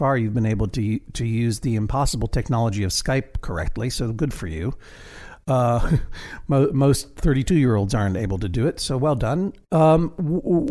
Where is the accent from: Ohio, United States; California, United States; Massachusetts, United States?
Massachusetts, United States; Brookline; a public school in Brookline, my hometown